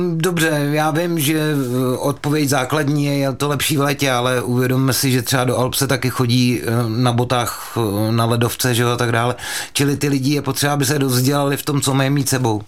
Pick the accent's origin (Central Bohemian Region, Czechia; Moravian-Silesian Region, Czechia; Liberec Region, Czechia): Central Bohemian Region, Czechia; Mělník; původem jsem z Mělníka, byly tam školy a na každé škole byla půjčovna lyží